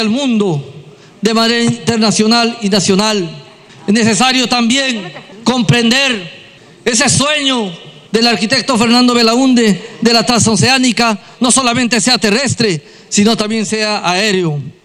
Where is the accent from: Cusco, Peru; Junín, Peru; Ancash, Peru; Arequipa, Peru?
Junín, Peru; mi tierra en Junín